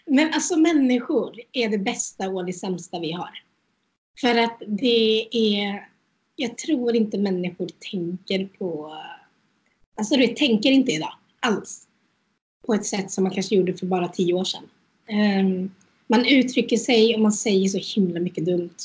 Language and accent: Swedish; Götene, Västra Götaland, Sweden; also born or lived in India / Norway; jag är från Götene